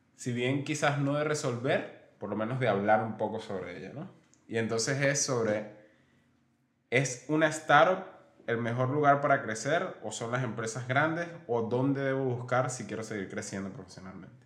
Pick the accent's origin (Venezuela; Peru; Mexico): Venezuela; moved away; yo soy de, bueno, nosotros somos de Venezuela